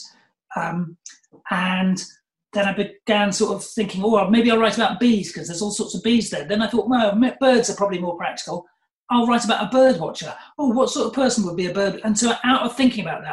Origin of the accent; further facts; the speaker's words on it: England, United Kingdom; accent: middle-class English; now in Brighton, United Kingdom; you can tell by my accent, I'm a nice middle-class sort of English boy